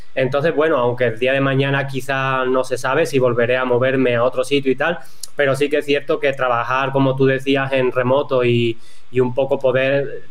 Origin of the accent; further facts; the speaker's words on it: Cádiz, Andalusia, Spain; also born or lived in northern Spain; Pues yo soy de, Cádiz, de, un pueblito que, está en la sierra, en la parte de la sierra de, de Cádiz, que está en la, parte del sur de, España.